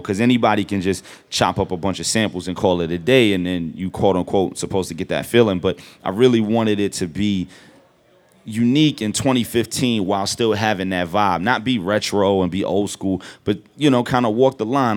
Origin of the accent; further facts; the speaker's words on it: New York City, New York, United States; I'm from Brooklyn